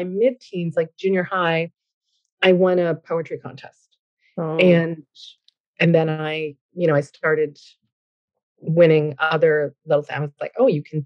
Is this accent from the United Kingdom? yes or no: no; Newfoundland and Labrador, Canada; moved away as an adult; now in Ottawa, Canada; But I'm originally from a small fishing village in rural Newfoundland.